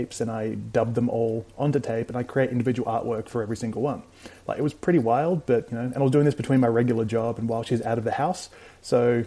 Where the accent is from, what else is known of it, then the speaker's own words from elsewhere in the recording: Adelaide, South Australia, Australia; I was from Adelaide in South Australia